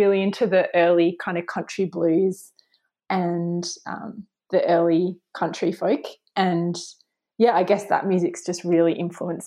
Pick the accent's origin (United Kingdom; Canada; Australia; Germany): Australia; growing up in Australia